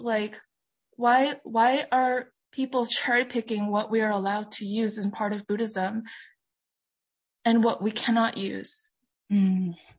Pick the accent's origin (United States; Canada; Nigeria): United States; New York City, New York; we mm. were growing up in New York City